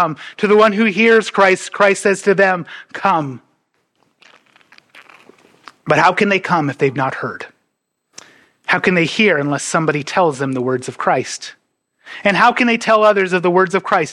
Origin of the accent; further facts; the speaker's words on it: North Dakota, United States; I'm from North Dakota